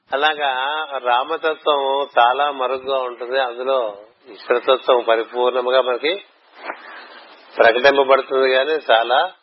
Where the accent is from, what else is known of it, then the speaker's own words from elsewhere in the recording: Visakhapatnam, Andhra Pradesh, India; మా ఊరంటే విశాఖపట్నం